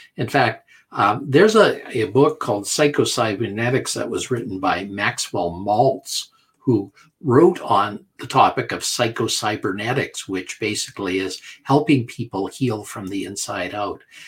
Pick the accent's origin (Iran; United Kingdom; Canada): Canada; I'm a Canadian